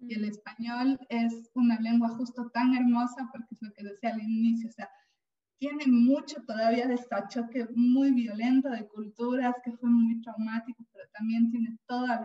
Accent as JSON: {"language": "Spanish", "country": "Ecuador", "lives_now": "Spain", "said": "yo no voy a decir ninguna palabra ni expresión remotamente española porque yo soy ecuatoriana"}